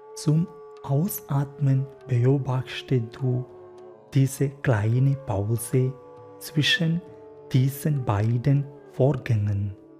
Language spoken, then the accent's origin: German; Kerala, India; German is a second language; moved away as an adult; also born or lived in Freiburg, Germany; now in Mannheim, Germany; Ich komme aus Kerala, aus Indien